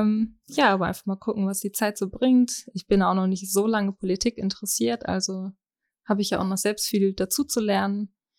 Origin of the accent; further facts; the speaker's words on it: Germany; komme gebürtig aus Schnartwast